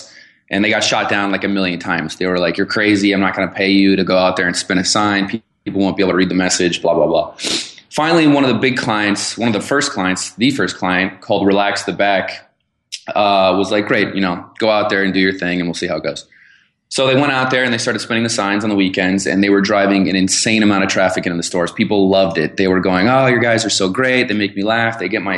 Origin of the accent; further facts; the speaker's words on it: Arizona, United States; born there; I was born in Arizona and went to Arizona State University.